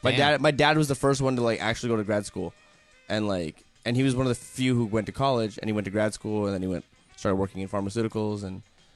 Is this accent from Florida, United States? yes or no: no; Dallas, Texas, United States; I grew up in South Dallas.